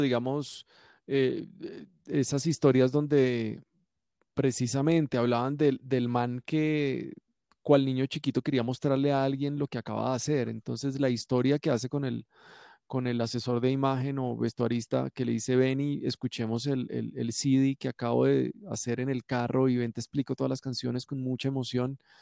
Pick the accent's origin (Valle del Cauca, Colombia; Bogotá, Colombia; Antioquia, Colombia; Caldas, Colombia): Valle del Cauca, Colombia; Cali; yo soy caleño